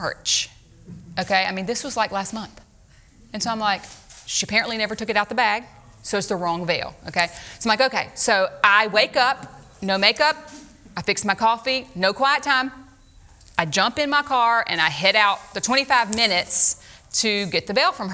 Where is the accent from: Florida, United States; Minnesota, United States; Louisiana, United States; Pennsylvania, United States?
Louisiana, United States; moved away; we're from Louisiana